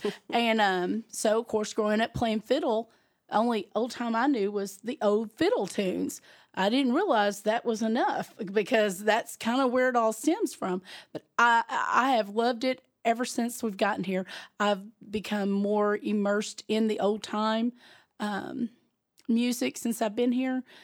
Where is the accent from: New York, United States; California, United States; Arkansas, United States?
Arkansas, United States; Gurdon; now in Mountain View, United States; I'm not originally from Mountain View, I'm originally from South Arkansas, um, Gurdon